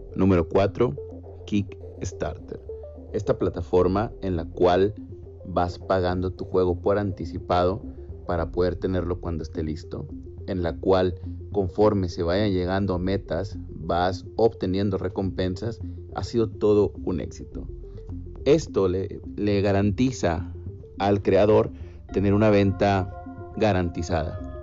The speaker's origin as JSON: {"language": "Spanish", "country": "Mexico", "also_born_or_lived": "Monterrey, Nuevo León, Mexico", "said": "del mío, México"}